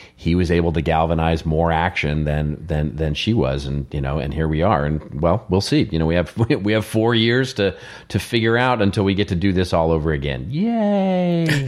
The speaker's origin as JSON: {"language": "English", "region": "Texas", "country": "United States", "said": "I'm from Texas"}